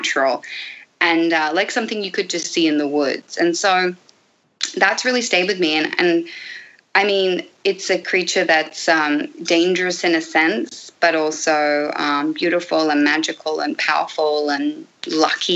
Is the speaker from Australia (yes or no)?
yes; Australia; moved away; I'm from Australia.